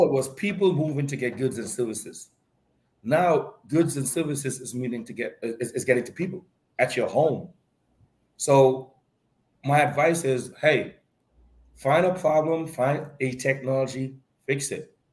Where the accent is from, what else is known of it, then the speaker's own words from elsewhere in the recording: Point Fortin, Trinidad & Tobago; I'm from Point Fortin